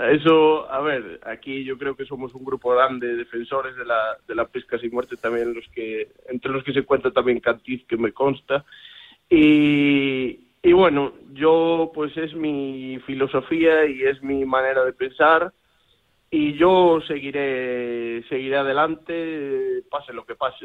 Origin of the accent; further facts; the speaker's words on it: Galicia, Spain; poner pues a mi tierra en lo más alto